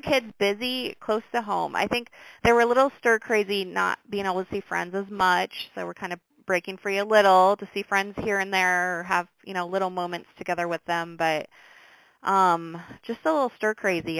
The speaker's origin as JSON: {"language": "English", "town": "Brooklyn", "region": "Iowa", "country": "United States", "tie": "born or raised there", "said": "I grew up in Brooklyn. I've been around Brooklyn my whole life."}